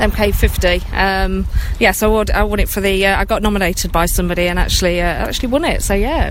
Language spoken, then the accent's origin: English; Nottingham, East Midlands, United Kingdom; moved away as an adult; now in Milton Keynes, United Kingdom; I've been in Milton Keynes 6 years now, and I think it's a wonderful place to live. I'm originally from Nottingham. I don't know whether you can tell by the accent